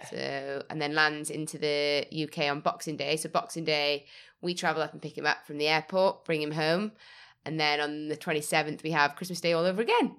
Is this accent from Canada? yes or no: no; Wales, United Kingdom; now in Leeds, United Kingdom; My whole house is adorned with things from home, from Wales. My mother is not letting me forget that I'm Welsh.